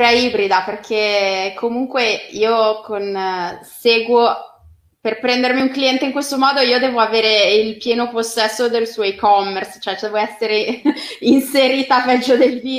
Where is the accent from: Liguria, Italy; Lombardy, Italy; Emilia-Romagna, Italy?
Liguria, Italy; Genoa; cioè io faccio pagare a rate, così so, so di cosa, so di che morte, poi essendo genovese sto molto